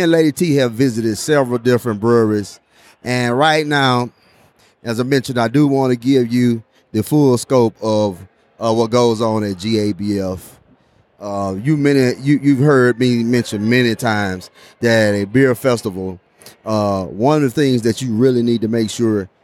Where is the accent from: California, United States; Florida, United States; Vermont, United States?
Florida, United States; We're from Florida